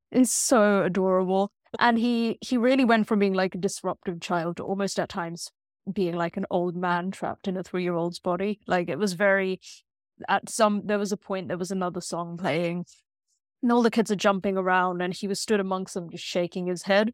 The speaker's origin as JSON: {"language": "English", "country": "Pakistan", "said": "I am a Pakistani Muslim in tech"}